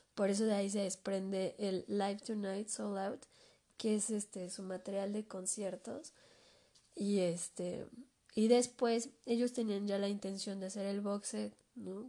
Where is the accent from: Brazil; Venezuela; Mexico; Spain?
Mexico; aquí en mi país